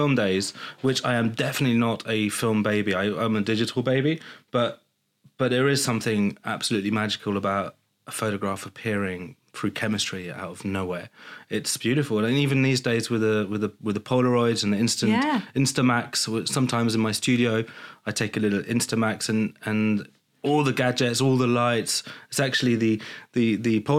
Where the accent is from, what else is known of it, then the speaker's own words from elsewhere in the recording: Jersey; also born or lived in County Mayo, Ireland; I was born and bred in Jersey